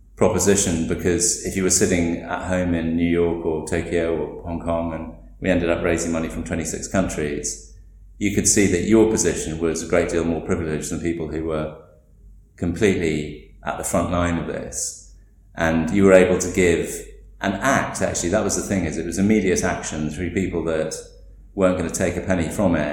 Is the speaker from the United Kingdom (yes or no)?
yes; England, United Kingdom; now in Delhi, India; as English people